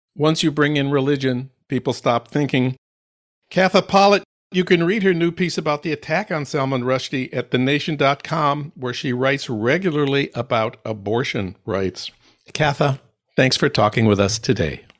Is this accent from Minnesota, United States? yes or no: yes; Saint Paul, Minnesota, United States; my hometown of Saint Paul